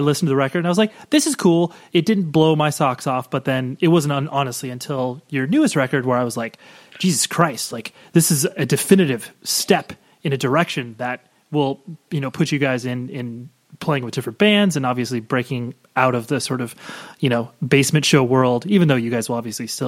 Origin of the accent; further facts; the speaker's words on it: Southern California, United States; I'm from Southern California.